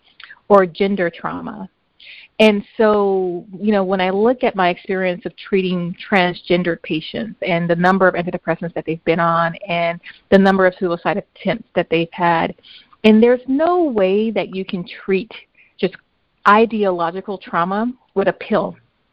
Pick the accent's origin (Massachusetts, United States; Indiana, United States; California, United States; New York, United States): California, United States; Compton; moved away as an adult; also born or lived in Long Beach / Mississippi; now in San Francisco, United States; We grew up in Compton